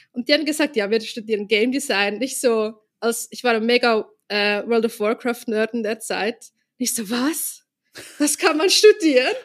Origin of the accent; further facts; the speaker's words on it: Zurich, Switzerland; in einem Vorbereitungskurs für die Kunsthochschule bei uns in Zürich